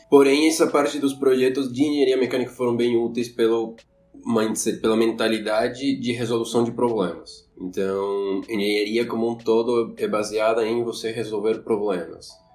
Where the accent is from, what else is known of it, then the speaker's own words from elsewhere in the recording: Quito, Pichincha, Ecuador; Portuguese is a second language; moved away as an adult; now in Florianópolis, Brazil; eu sou equatoriano, de Quito